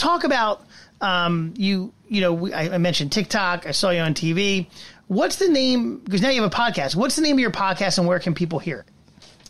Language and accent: English; New Jersey, United States; I'm a South Jersey guy from South Jersey.